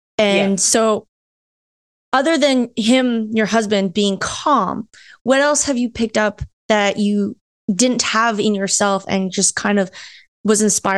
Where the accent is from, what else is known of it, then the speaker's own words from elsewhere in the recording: Philippines; now in Canada; Like, I came from the Philippines. Like, my family came from the Philippines.